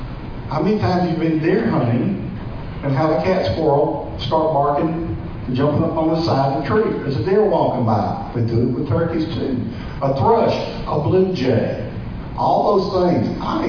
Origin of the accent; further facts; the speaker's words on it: Mississippi, United States; I'm from Mississippi.